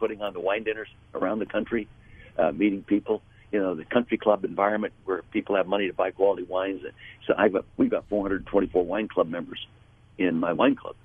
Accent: Napa Valley, California, United States; being born and raised in Napa Valley

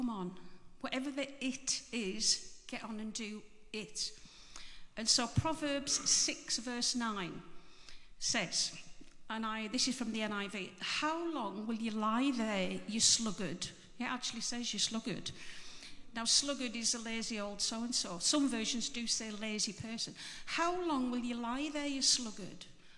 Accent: Barrow-in-Furness, North West England, United Kingdom; moved away; so I'm from Barrow, but I've been away for donkey's years, and I've come back 2 years ago.

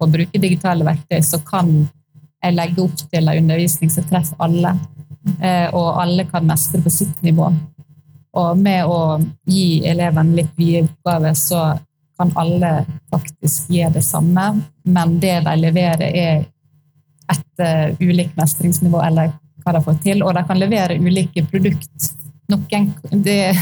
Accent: Sunnmøre, Møre og Romsdal, Norway; moved away; jeg er sunnmøring, så jeg er oppvokst midt i eh, skibomsmiljøet

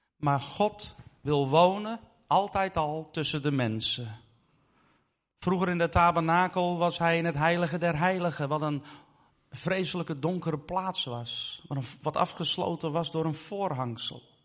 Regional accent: Netherlands; ik ben zelf Nederlander

